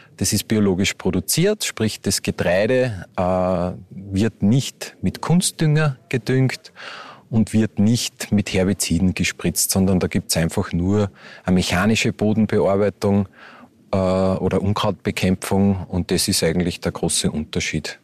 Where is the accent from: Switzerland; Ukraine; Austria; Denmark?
Austria; Upper Austria; moved away as an adult; now in Hermagor, Austria; bin ja ursprünglich aus Oberösterreich und lebe jetzt da mit meiner Frau